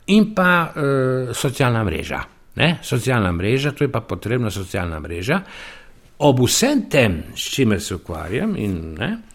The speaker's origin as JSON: {"language": "Slovenian", "region": "Soča Valley", "country": "Slovenia", "also_born_or_lived": "Ljubljana", "moved": "as an adult", "lives_now": "Vrhpolje pri Vipavi, Slovenia", "said": "iz Goričana, iz Soške doline, srednje Soške doline"}